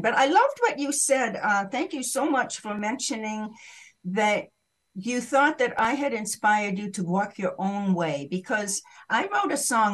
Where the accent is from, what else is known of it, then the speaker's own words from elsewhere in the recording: New England, United States; moved away as an adult; also born or lived in Maine / Massachusetts / Greenwich Village, New York; I was raised in Maine and Massachusetts